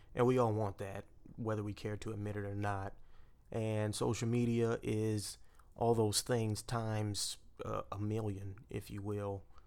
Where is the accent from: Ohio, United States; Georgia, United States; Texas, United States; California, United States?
Texas, United States; Port Arthur; I grew up with the Gulf of Mexico in my backyard